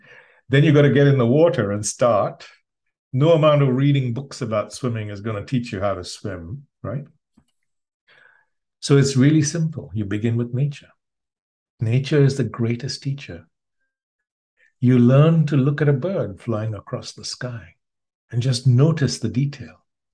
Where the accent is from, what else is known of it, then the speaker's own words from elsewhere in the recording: India; moved away; So when I first got, when I came from India, I came with 2 bits of conditioning.